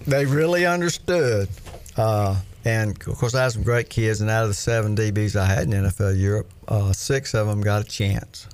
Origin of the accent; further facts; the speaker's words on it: Florida, United States; I was born and raised in Florida